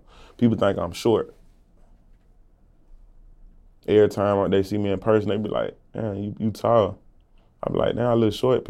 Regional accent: Mobile, Alabama, United States; also born or lived in Birmingham, Alabama; 25 years old, born and raised in Mobile, Alabama. Kind of back and forth from Mobile to Birmingham.

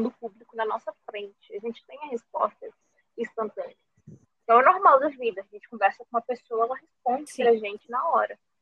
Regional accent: Brazil; como brasileiro

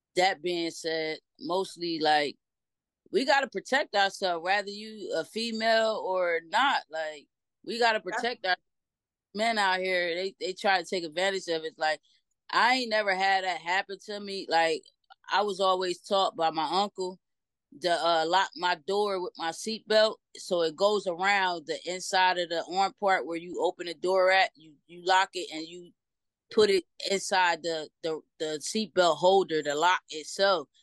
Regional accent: Trenton, New Jersey, United States; I'm from Trenton, New Jersey, born and okay, raised.

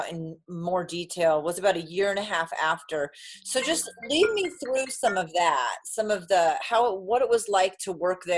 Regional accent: New England, United States; moved away; also born or lived in Hawaii; I grew up in New England.

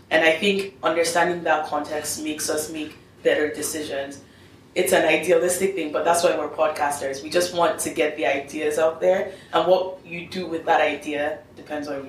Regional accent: Nigeria; I'm still Nigerian. I still have a responsibility to talk about that. What happens in Nigeria still affects me.

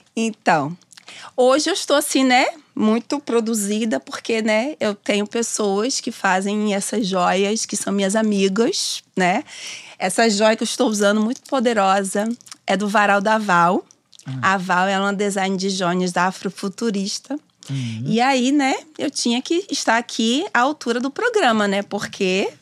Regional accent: Simões Filho, Bahia, Brazil; also born or lived in Salvador; Nasci em Salvador. Vivi a minha vida né, até os meus 19 anos numa cidade chamada Simões Filho, que é uma cidade próxima a Salvador.

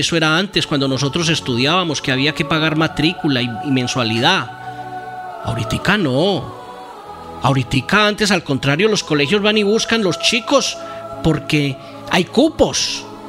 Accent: Sopetrán, Antioquia, Colombia; Horizontes, corregimiento de Sopetrán, mi pueblo, donde fui criado, nacido

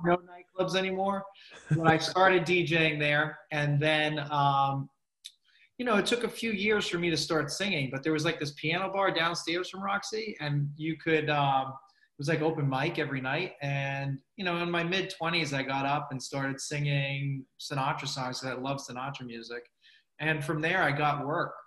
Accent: Medford, Massachusetts, United States; I'm from Medford

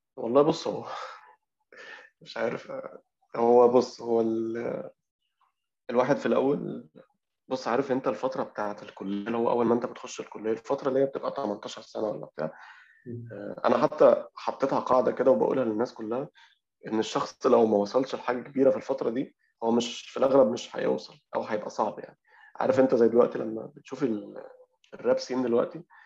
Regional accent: Alexandria, Alexandria Governorate, Egypt; إحنا عندنا في اسكندرية

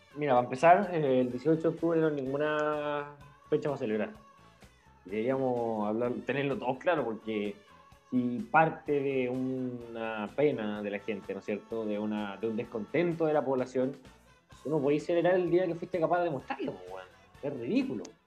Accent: Chile; tenemos como chilenos

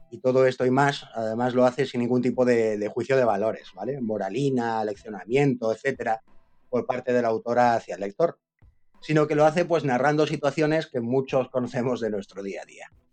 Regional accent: Córdoba, Andalusia, Spain; yo como andaluz me llevo algún zasca en esta novela y ya como cordobés

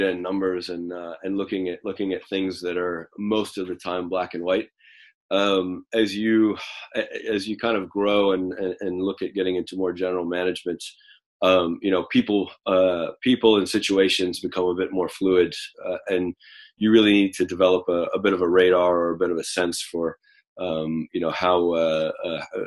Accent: United States; moved away as an adult; also born or lived in China / Japan / United Kingdom / Finland; now in Switzerland; I'm American originally, but I've lived outside the States for probably about the last 15 years, and we've been in Switzerland for the last six

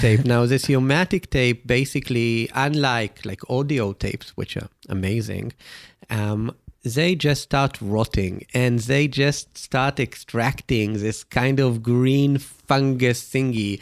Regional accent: Israel; me growing up in Israel

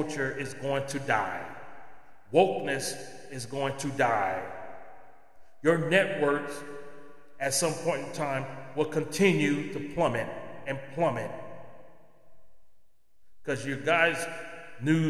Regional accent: United States; I am an American

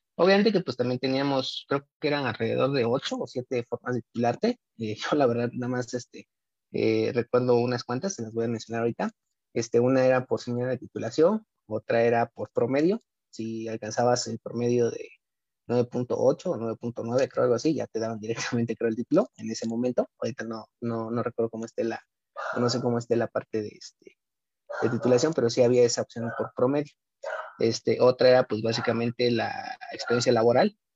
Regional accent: Oaxaca, Mexico; no la tenemos aquí en, este, Oaxaca, en el estado de Oaxaca. Eh, yo soy egresado del Instituto Politécnico Nacional, tuve que irme afuera a estudiar esta carrera

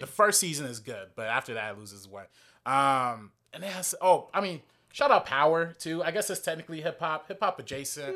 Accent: Compton, California, United States; I grew up in Compton

